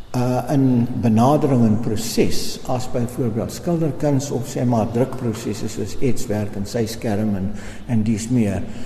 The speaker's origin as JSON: {"language": "Afrikaans", "town": "Durban", "region": "KwaZulu-Natal", "country": "South Africa", "moved": "yes", "lives_now": "Pretoria, South Africa", "said": "ek is uit Nataller van Durban"}